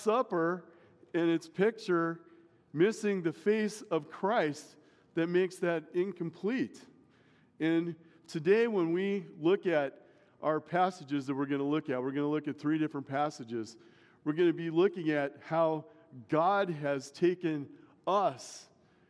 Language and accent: English; Omaha, Nebraska, United States; I grew up in Omaha